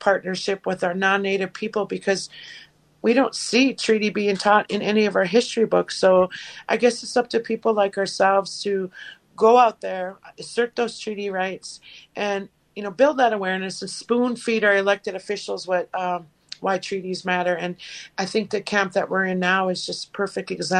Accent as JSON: {"language": "English", "area": "Leech Lake Reservation", "region": "northern Minnesota", "country": "United States", "said": "from the Leech Lake Reservation here in northern Minnesota"}